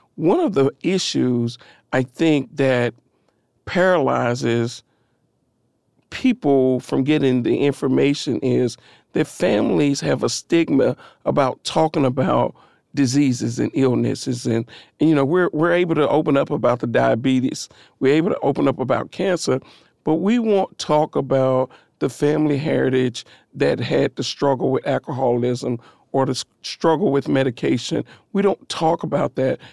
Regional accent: Nashville, Tennessee, United States; I come from East Nashville, over on the corner of North Fifth and what is now Vernon Winfrey Avenue

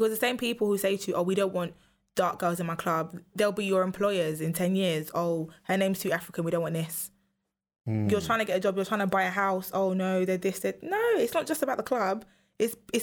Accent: London, United Kingdom; I'm from London. Like, I'm not from England

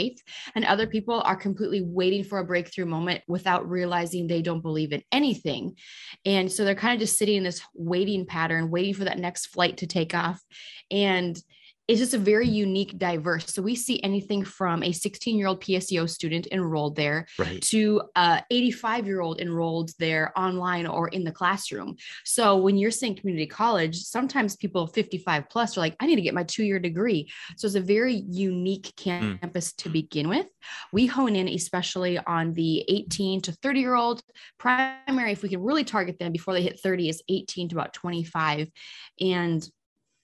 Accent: North Dakota, United States; moved away; also born or lived in Minnesota; I'm from North Dakota

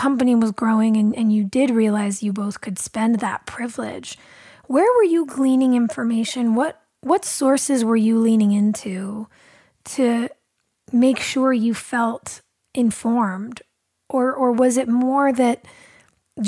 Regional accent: Los Angeles, California, United States; I grew up here in California in Los Angeles

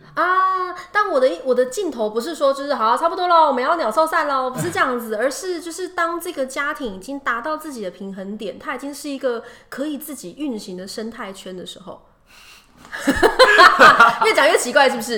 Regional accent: Taiwan; moved away as an adult; also born or lived in Dubai; 对我来说我是台湾的组员

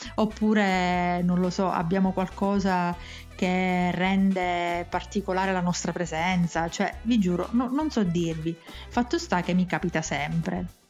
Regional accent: Sicily, Italy; accent: Sicilian; sono grata proprio della mia fiera e smaccata sicilianità. Nonostante tutto, nonostante i pregiudizi, nonostante i luoghi comuni, nonostante questa mia cadenza

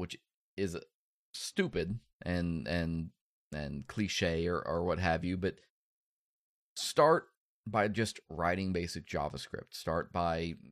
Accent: Kansas, United States; I'm Kansas. Like, the biggest city I know of has a grain silo

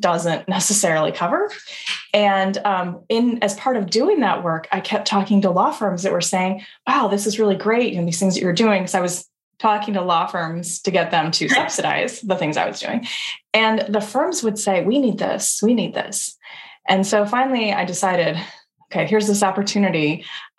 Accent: Ames, Iowa, United States; moved away as an adult; also born or lived in Chicago; I grew up in Ames, Iowa

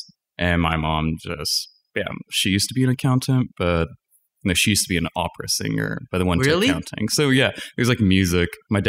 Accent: Setagaya, Tokyo, Japan; also born or lived in Danbury, Connecticut, United States; Danbury, Connecticut. Okay. And about 8 months into living in the States, I moved back to Japan in the Setagaya region, and I lived in Japan

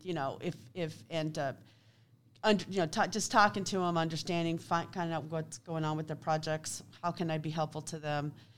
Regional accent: Kansas City, Kansas, United States; I grew up in Kansas City, Kansas.

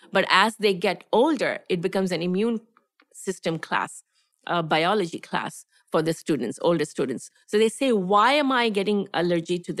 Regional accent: Gujarat, India; moved away as an adult; also born or lived in Tamil Nadu; now in United States; I am a Tamilian. I'm from south of India. I'm a person from Tamil Nadu, but I grew up in Gujarat, which is the west of India.

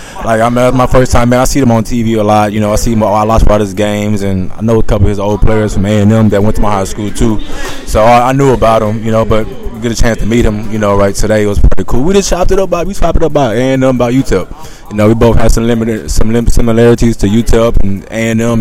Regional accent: Houston, Texas, United States; growing up in Houston, you see these stars

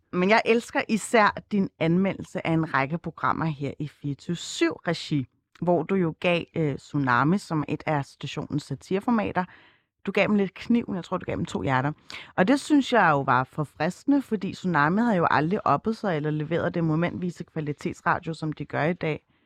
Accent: Copenhagen, Capital Region of Denmark, Denmark; hvor jeg kommer fra, og når det ikke er nok, at man svarer Østerbro

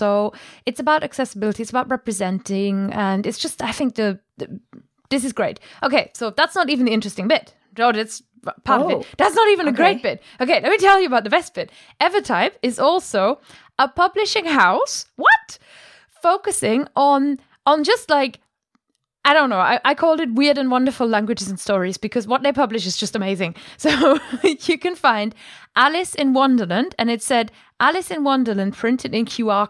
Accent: Germany; accent: German; English is a second language; It's my German accent.

